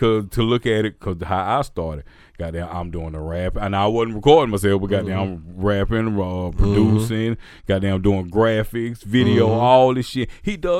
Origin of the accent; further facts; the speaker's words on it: Pass Christian, Mississippi, United States; Y'all don't know, I'm from Gulf Coast, you feel me? Pat Christian, Mississippi, on deck, you dig that?